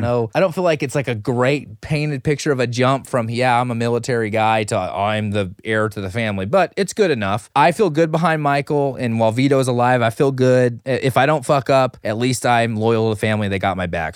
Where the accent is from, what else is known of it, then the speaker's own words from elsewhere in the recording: Philippines; I'm a Filipino